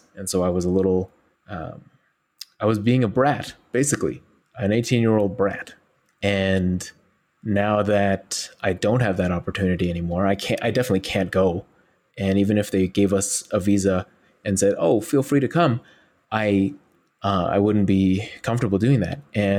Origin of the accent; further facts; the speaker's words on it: Xinjiang, China; I'm Uyghur from East Turkestan. And they're like, oh, where's that? And then I dive into a 15-minute talk about where I'm from and who I am and why haven't you ever heard of us?